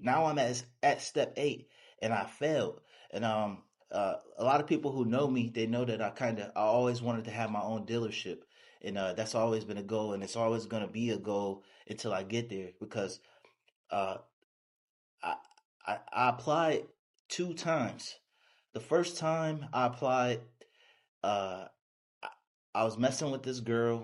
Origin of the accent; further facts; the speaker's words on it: Buffalo, New York, United States; also born or lived in Dallas, Texas; now in Houston, United States; I'm from Buffalo, New York, a small town. Uh, I moved to Texas